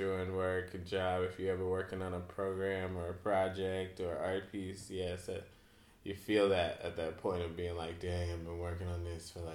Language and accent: English; North Carolina, United States; we're from North Carolina